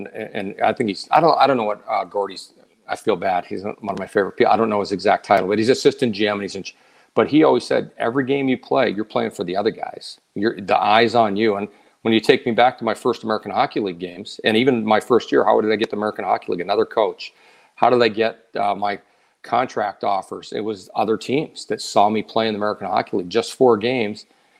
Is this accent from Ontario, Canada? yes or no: no; Edmonton, Alberta, Canada; I got traded to my hometown team